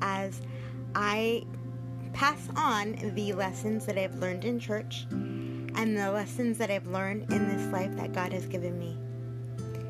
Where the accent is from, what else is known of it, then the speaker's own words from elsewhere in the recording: Glendale, California, United States; I was born in Glendale, California, but immediately transferred to Children's Hospital, Los Angeles, where I would spend the first 3 months of my life.